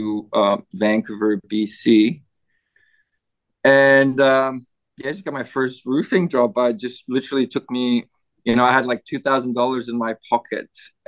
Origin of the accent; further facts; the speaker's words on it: Poland; moved away as an adult; also born or lived in Canada; now in Gold Coast, Australia; I grew up in Poland